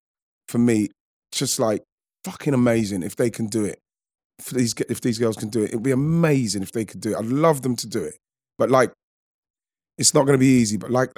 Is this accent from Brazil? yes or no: no; England, United Kingdom; because like, we're English, we should be happy that we're progressing and we're doing well.